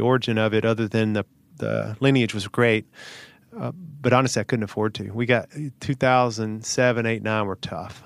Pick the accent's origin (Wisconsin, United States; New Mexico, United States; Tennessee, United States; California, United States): Tennessee, United States; Hohenwald; Little small town here in the south, about okay. an hour and a half, town called Hohenwald.